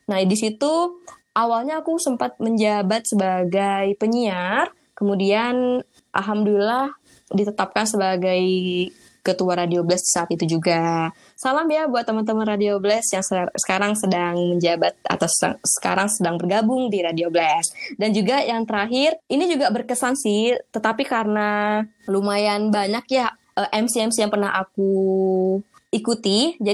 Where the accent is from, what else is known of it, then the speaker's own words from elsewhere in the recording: Sumatra, Indonesia; Aku kan orang Sumatera ya, orang Sumatera. Uh, pengen banget kuliah di Jawa kayak gitu.